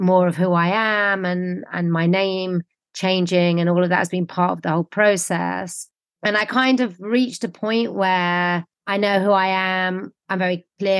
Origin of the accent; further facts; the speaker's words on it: London, United Kingdom; I grew up in London, I was London based